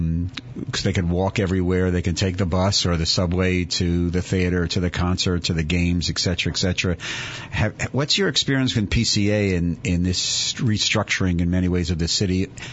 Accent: Philadelphia, Pennsylvania, United States; I grew up in Philly

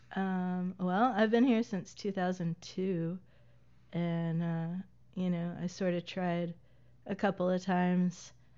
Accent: Lawrenceburg, Tennessee, United States; moved away as an adult; also born or lived in Pulaski, Tennessee / Asheville, North Carolina / Chattanooga, Tennessee / Hampton, Virginia; went to high school in a town called Pulaski, Tennessee, not to be confused with Pulaski, Virginia. Uh, and then I grew up in Lawrenceburg, Tennessee.

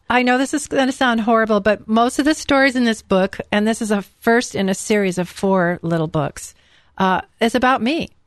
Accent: California, United States; I'm from California

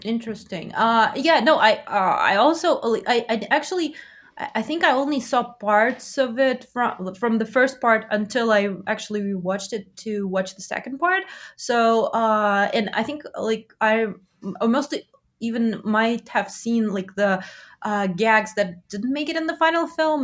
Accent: Russia; I'm from Russia, but I'm, uh, of complex ancestry, so I'm, like, I'm Jewish as well

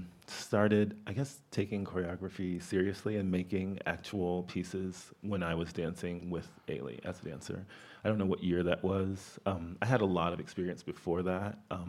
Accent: Miami, Florida, United States; I am originally from Miami, Florida. I graduated from New World School of the Arts.

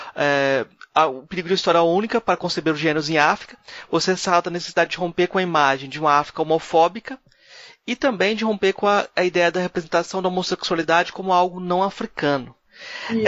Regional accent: Brazil; como brasileiro

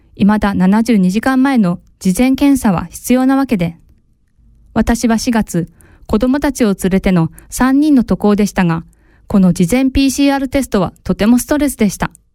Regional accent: Japan; now in Switzerland; 約3年ぶりに日本へ里帰りをし

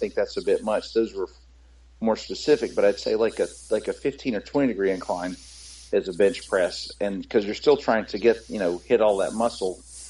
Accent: North Carolina, United States; I take the word hillbilly as a badge of honor, kind of, because I'm from North Carolina

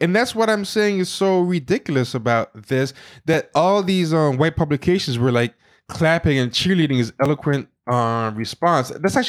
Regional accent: United Kingdom; You know, in India, I'm black. In the black community, I'm dark-skinned. In America, I'm British.

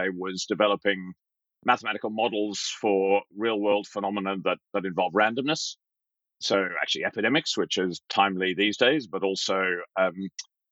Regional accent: Brisbane, Queensland, Australia; moved away as an adult; also born or lived in Oxford, United Kingdom; now in United Kingdom; I'm Australian by birth and a proud Australian. Still, I grew up in Brisbane, in Queensland, in Australia

